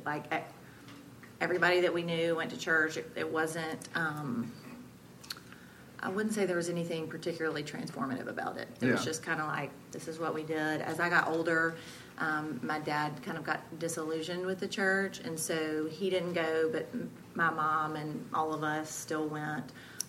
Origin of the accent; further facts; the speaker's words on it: Jackson, Mississippi, United States; I grew up in Jackson my whole life. I'm in the middle of five kids, smack dab in the middle. So I had a good childhood, grew up in church, went to First Pres for elementary school, and then Jackson Prep for high school.